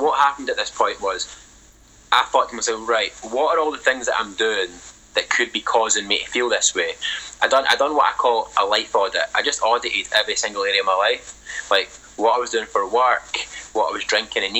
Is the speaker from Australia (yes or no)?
no; Scotland, United Kingdom; That is totally not uncommon in Scotland, especially the working class communities where I grew up